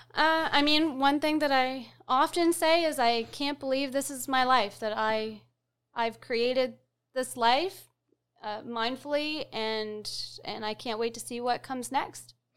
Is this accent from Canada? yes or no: yes; Fredericton, New Brunswick, Canada; I'm from Fredericton